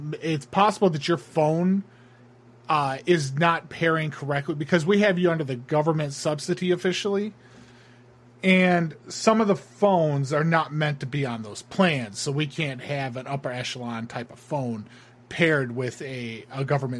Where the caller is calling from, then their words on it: Honolulu, Hawaii, United States; Unfortunately, I'm calling from Honolulu, so we're still in the afternoon here.